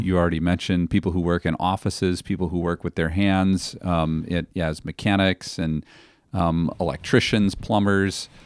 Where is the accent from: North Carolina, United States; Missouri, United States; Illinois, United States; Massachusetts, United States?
Illinois, United States; Naperville; moved away as an adult; now in Ripon, United States; I was raised in Naperville, Illinois, which sounds like a small town